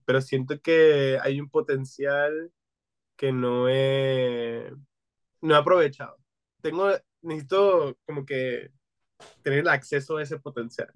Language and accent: Spanish; Venezuela; now in United States; que venimos de Venezuela